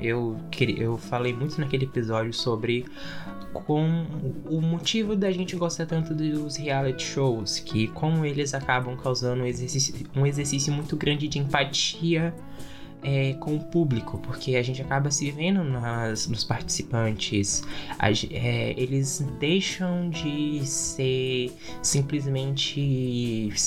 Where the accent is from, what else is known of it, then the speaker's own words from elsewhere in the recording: Brazil; A gente é brasileiro